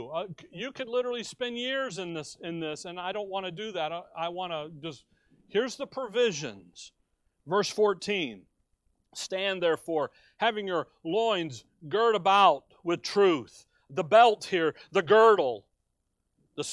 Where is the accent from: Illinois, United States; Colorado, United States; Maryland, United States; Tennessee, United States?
Illinois, United States; Chicago; Growing up in Chicago, we would be downtown